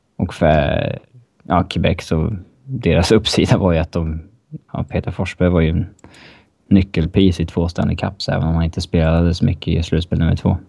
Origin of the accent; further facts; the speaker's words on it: Upplands Väsby, Stockholm County, Sweden; Väsbykille, tror jag. Om jag är- ja, där jag kommer ifrån i Stockholm